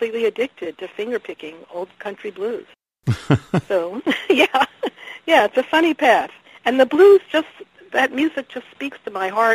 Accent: Washington, District of Columbia, United States; I grew up in Southeast Washington

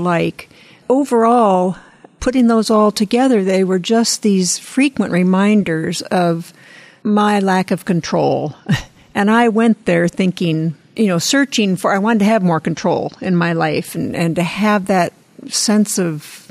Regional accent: Midwest, United States; moved away; I grew up in the Midwest and the plains

